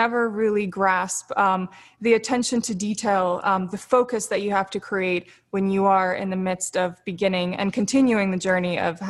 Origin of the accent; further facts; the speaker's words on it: Florida, United States; also born or lived in Siberia, Russia / Sochi, Russia; I spent the first few years of my life in Russia. I was born in Siberia. I moved to Sochi. I was always moving around. I moved to Florida when I was 6 years old. So I'm I'm this traveler.